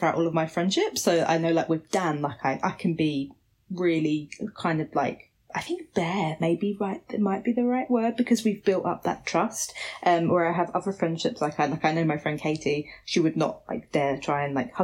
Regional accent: Basildon, East of England, United Kingdom; moved away as an adult; I grew up in Basildon

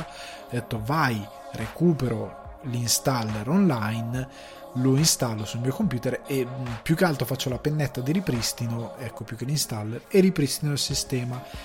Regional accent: countryside around Crema, Lombardy, Italy; io vivevo in, ehm, in un paesino della campagna cremasca

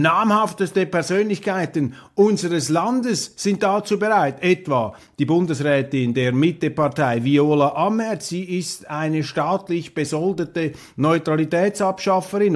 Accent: Switzerland; als Schweizer

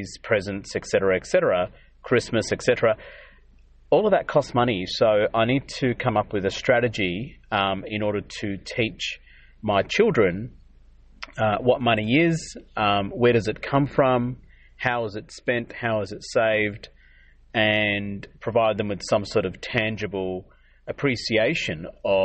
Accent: Adelaide, South Australia, Australia; I grew up in South Australia, Adelaide

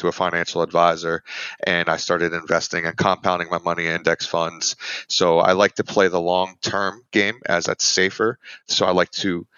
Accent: Philadelphia, Pennsylvania, United States; I'm originally from Philadelphia, Pennsylvania.

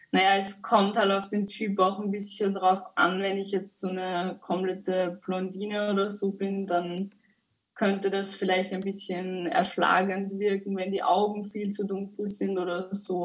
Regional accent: Upper Austria, Austria; Ich komme aus Oberösterreich.

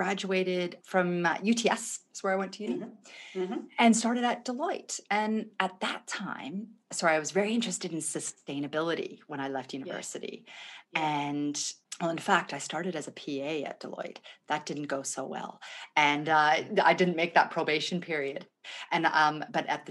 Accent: Vancouver, British Columbia, Canada; moved away as an adult; also born or lived in Thunder Bay, Ontario / Edinburgh; now in Australia; I moved over to the West Coast when I was about 3. I grew up in Vancouver.

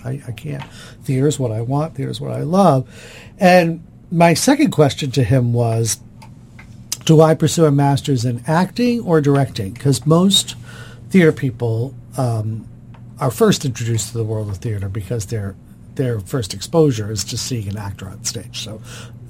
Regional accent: Boston, Massachusetts, United States; moved away as an adult; also born or lived in Washington, D.C.; now in Baltimore, United States; I was from Boston, Massachusetts

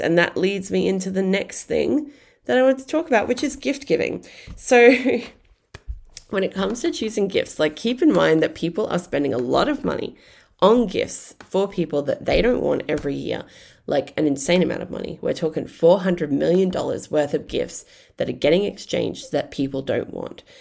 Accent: Brisbane, Queensland, Australia; I grew up in Brisbane

